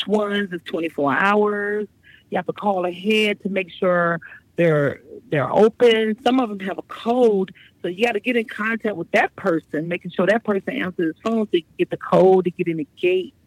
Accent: Virginia, United States; also born or lived in Brooklyn, New York / Chesapeake, Virginia; I was born in Brooklyn, but my mother quickly moved us out of there around when I was 7 years old. So pretty much we've been in Virginia since then.

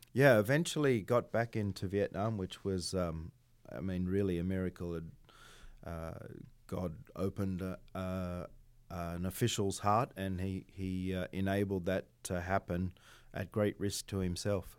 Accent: Australia; moved away; I'm Australian

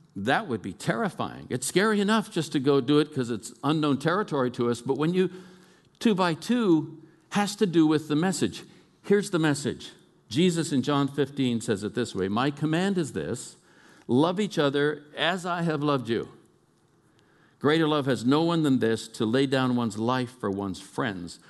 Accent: Oakland, California, United States; moved away; I'm a kid from East Oakland, California.

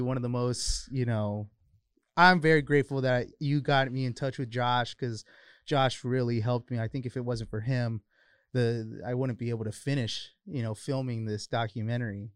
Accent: Highland, California, United States; I'm actually from Highland. A lot of people think I'm from San Bernardino, but I'm actually not

